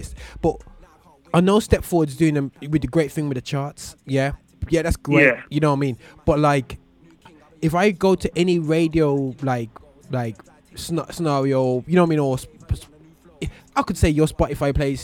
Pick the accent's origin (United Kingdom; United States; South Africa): United Kingdom; Birmingham, West Midlands; we're all from Birmingham in this room right here